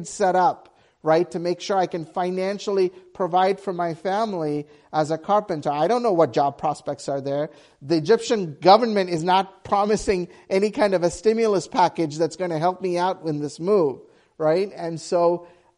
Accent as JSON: {"language": "English", "country": "Sri Lanka", "tie": "born or raised there", "moved": "yes", "said": "we grew up in Sri Lanka and there was a civil war, and we were part of the minority group."}